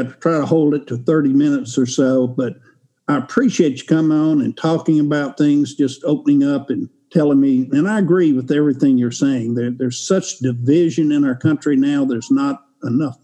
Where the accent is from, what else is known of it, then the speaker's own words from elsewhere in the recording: Shreveport, Louisiana, United States; I grew up in Shreveport, Louisiana